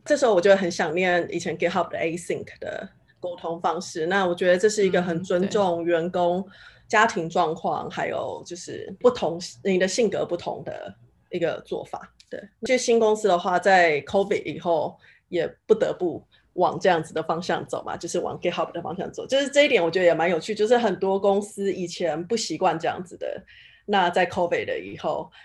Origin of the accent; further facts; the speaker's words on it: Taiwan; 毕竟我是台湾人，就是我不是母语是英文的人